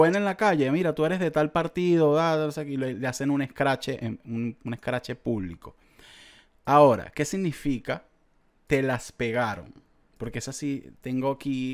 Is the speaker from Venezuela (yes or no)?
yes; Venezuela; como venezolano, de verdad, de verdad y como venezolano